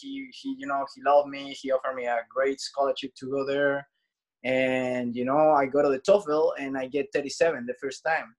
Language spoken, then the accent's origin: English; Santiago, Santiago Metropolitan Region, Chile; Chile, Santiago.